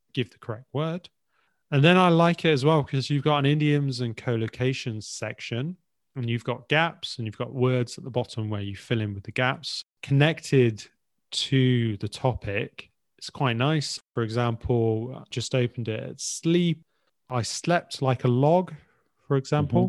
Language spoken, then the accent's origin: English; England, United Kingdom; As English in particular.